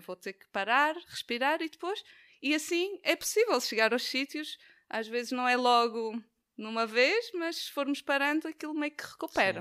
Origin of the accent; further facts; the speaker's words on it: Madeira, Portugal; now in Braga, Portugal; eu sou da Madeira, e na Madeira é difícil ter um, um sítio plano